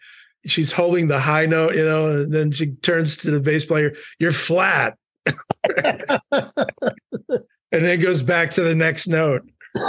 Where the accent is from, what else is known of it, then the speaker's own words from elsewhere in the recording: Milwaukee, Wisconsin, United States; Just growing up in Milwaukee, again, it's just down the road.